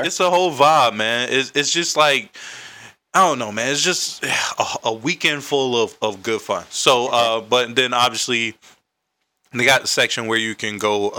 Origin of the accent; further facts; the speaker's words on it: Carolina, United States; now in Washington, D.C., United States; I'm from Carolina, reside in D.C.